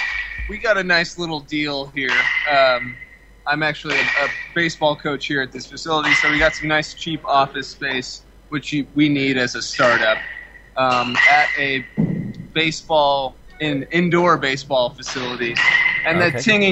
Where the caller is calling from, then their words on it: Lake Barrington, Illinois, United States; We're calling from our new office in Lake Barrington, Illinois. It's about 50 miles outside of Chicago on the northwest side.